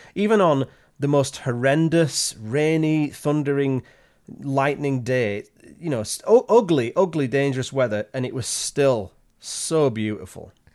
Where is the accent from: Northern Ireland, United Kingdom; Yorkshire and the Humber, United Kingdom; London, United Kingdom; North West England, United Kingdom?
Yorkshire and the Humber, United Kingdom; moved away as an adult; now in Canada; I'm originally from Yorkshire in England